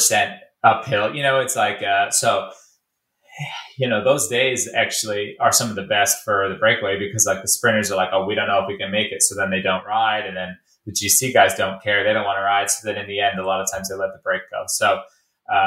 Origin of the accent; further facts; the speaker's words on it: Detroit, Michigan, United States; I was born in Detroit